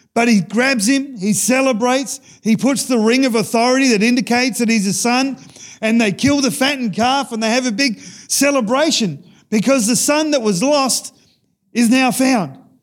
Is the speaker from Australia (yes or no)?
yes; Australia; growing up in Sejuna, we had a church picnic